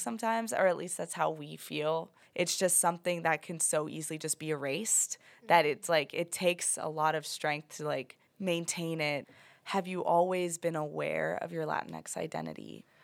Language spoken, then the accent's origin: English; United States; I was born in the United States, but I am a Mexican citizen as well